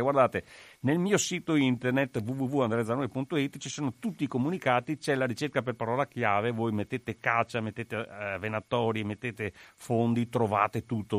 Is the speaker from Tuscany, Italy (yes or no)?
no; Paese, Veneto, Italy; io sono di Paese. Paese è un comune da 23.000 abitanti in provincia di Treviso